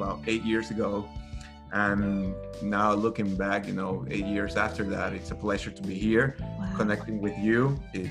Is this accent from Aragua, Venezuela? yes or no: no; Caracas, Capital District, Venezuela; English is a second language; moved away as an adult; also born or lived in Indiana, United States / Chicago, United States; now in United States; I'm originally from Venezuela, so I apologize for my accent